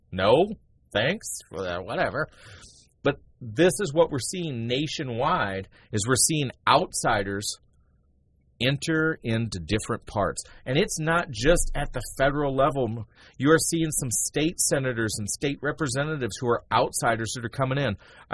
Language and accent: English; Tennessee, United States; the people of Tennessee, my home state